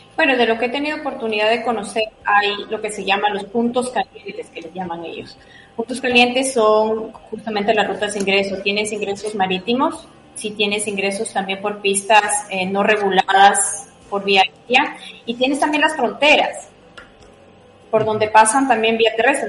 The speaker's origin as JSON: {"language": "Spanish", "country": "Ecuador", "said": "para mí como ecuatoriana"}